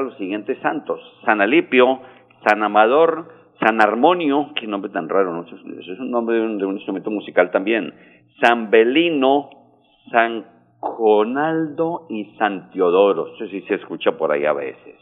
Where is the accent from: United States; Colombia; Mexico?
Colombia; somos especiales los colombianos